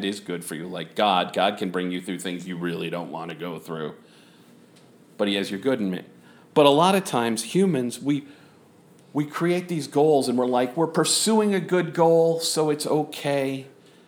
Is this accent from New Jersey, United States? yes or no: no; San Angelo, Texas, United States; moved away; San Angelo, my hometown